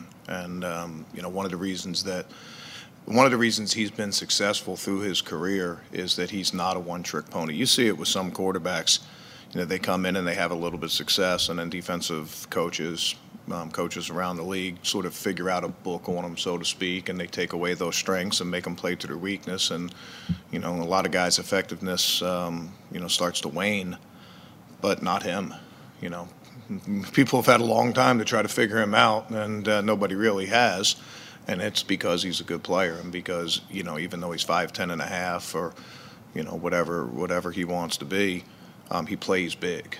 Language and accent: English; Baltimore, Maryland, United States; I grew up in Baltimore